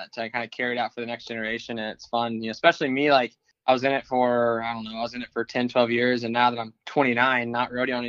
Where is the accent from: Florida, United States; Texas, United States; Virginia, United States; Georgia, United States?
Texas, United States; Dallas; I grew up in Dallas.